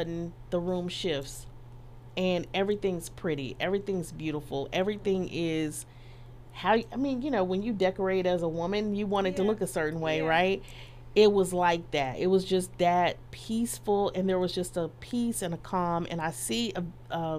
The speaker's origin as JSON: {"language": "English", "town": "Dallas", "region": "Texas", "country": "United States", "tie": "born or raised there", "said": "I'm from Dallas"}